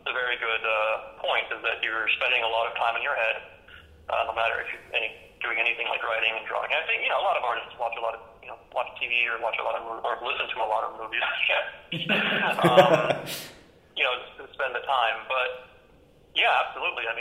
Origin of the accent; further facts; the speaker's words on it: Germany; moved away; I'm from Germany originally